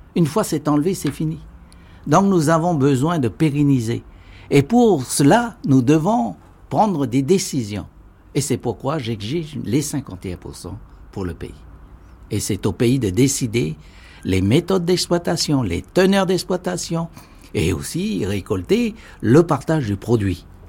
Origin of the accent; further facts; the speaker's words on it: Kopéto massif, North Province, New Caledonia; je suis né sur le Cognombo